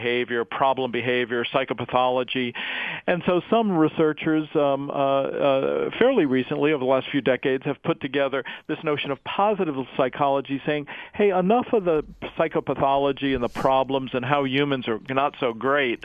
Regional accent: East Coast, United States; I grew up in the Roman Catholic tradition on the East Coast

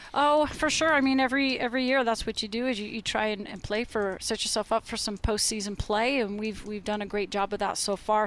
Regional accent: Portland, Oregon, United States; moved away; always great to come back to my hometown.

